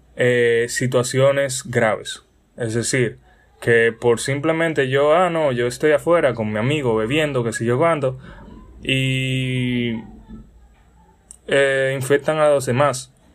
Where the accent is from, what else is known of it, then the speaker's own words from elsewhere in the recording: Dominican Republic; soy un simple joven dominicano